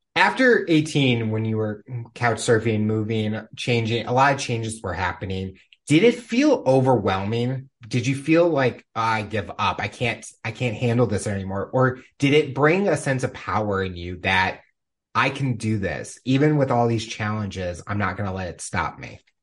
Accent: Missouri, United States; growing up in Missouri

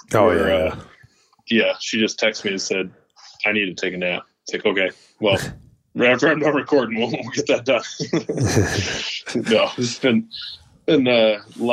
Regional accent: South Dakota, United States; also born or lived in Western Colorado; Born and raised in South Dakota and love it here.

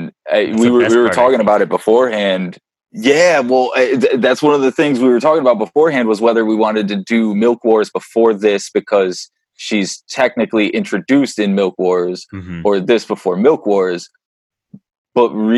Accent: Ireland; I'm an Irishman

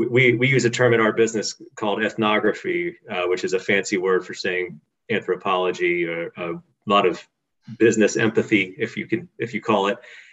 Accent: Birmingham, Alabama, United States; moved away as an adult; also born or lived in Indiana / Netherlands / Israel / Australia; But I was born and raised in Birmingham.

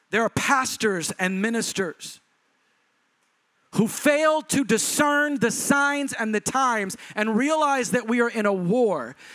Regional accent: Texas, United States; because I'm a Southerner and people from Texas go to church.

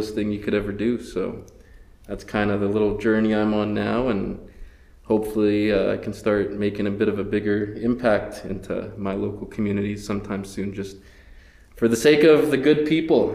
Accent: southern Saskatchewan, Canada; I was born here in Treaty 4 myself, you know, always kind of grew up in southern Saskatchewan

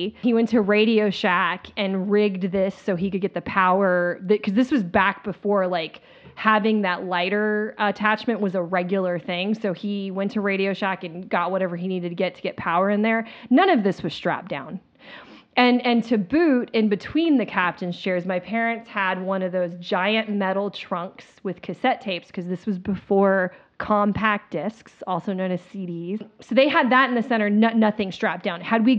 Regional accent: Midwest, United States; also born or lived in Northeast; So I grew up mainly in the Midwest and Northeast. And we drive to Florida for these vacations.

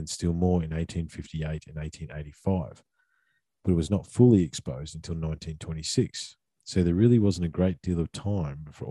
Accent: Australia; being Aussie blokes that have worked in the bush

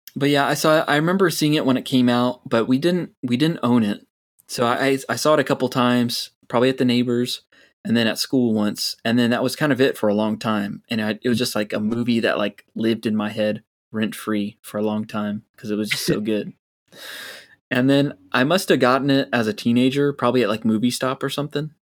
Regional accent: Florida, United States; growing up in Florida

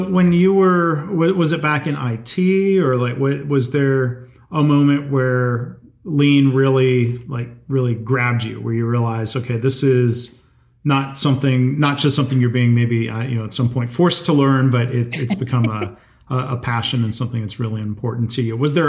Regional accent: Livonia, Michigan, United States; I grew up in Livonia outside of Detroit.

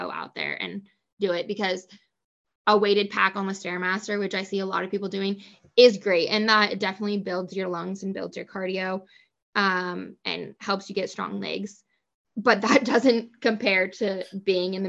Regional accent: Coast Range, Northwest Oregon, United States; I grew up in Northwest Oregon in the Coast Range

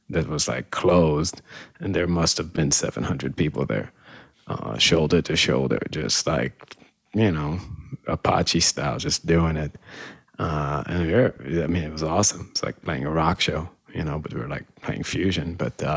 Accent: Israel; moved away as an adult; also born or lived in Boston, United States; now in Chicago, United States; I'm from Israel originally. Moved to the States when I was about 18, to went to Berkeley. After that, moved to Chicago

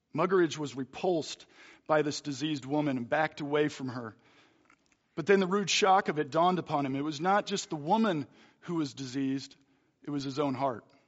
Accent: Philadelphia, Pennsylvania, United States; moved away; also born or lived in Hutchinson; I'm from Philadelphia

